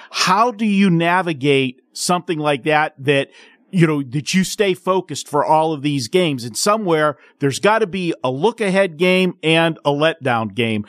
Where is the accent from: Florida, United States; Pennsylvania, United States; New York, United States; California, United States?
Pennsylvania, United States; Pittsburgh; moved away as an adult; now in Las Vegas, United States; my hometown team, the Pittsburgh Penguins.